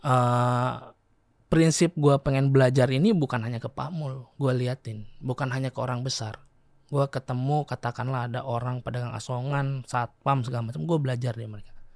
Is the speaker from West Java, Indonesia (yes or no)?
yes; Sukabumi, West Java, Indonesia; moved away; also born or lived in Bandung; Gue lahir di Sukabumi